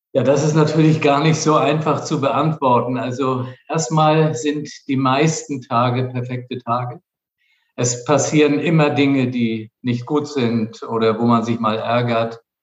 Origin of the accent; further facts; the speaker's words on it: Flensburg, Schleswig-Holstein, Germany; also born or lived in Kiel; geboren in Flensburg und zwar im Jahr 1958, also schon lange zurück. Und dann habe ich meine Kindheit in Flensburg verbracht